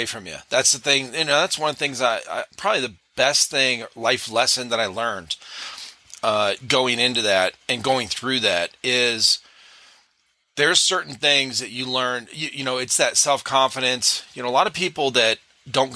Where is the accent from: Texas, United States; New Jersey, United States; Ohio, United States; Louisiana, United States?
Ohio, United States; Cleveland; moved away as an adult; now in South Carolina, United States; I grew up in Cleveland, Ohio